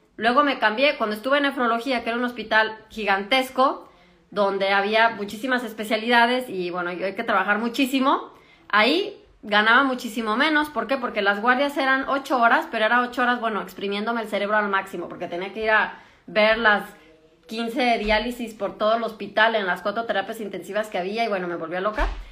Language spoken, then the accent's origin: Spanish; Mexico; moved away as an adult; now in Germany; yo que soy de México